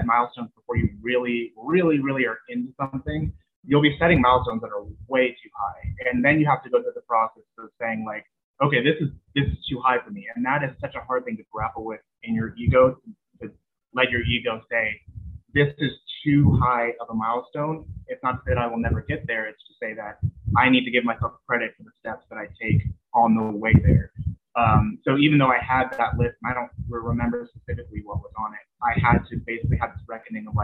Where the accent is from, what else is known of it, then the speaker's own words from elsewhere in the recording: San Bernardino, California, United States; also born or lived in high desert area, California; I'm from San Bernardino